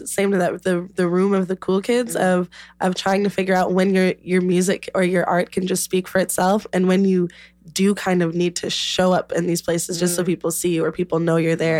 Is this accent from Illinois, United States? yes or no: yes; Chicago, Illinois, United States; I'm from Chicago and because I came back here.